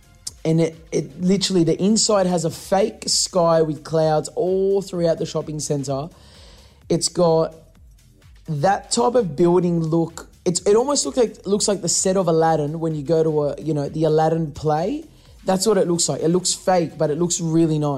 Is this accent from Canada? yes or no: no; Australia; we come from Australia. We're used to this heat. In summer, our summer gets up to like 42 degrees